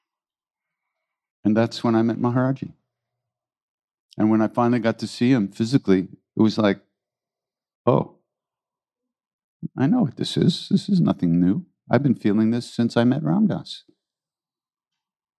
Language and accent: English; New York City, New York, United States; I was born in New York City